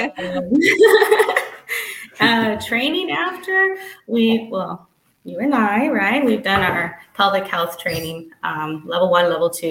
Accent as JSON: {"language": "English", "area": "the Rio Grande Valley", "region": "Texas", "country": "United States", "tie": "born or raised there", "said": "growing up in the Valley"}